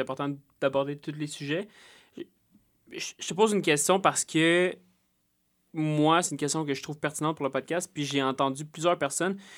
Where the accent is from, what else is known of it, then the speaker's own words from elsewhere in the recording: Salaberry-de-Valleyfield, Quebec, Canada; je suis né à Valleyfield